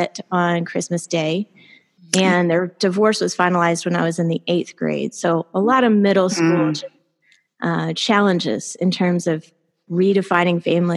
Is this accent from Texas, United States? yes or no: yes; Houston, Texas, United States; moved away; I was born in Houston, Texas. And so that's where I grew up most of the early years of my life.